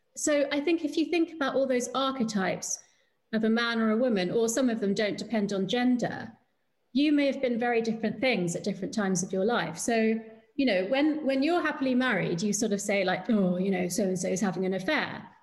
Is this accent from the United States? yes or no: no; United Kingdom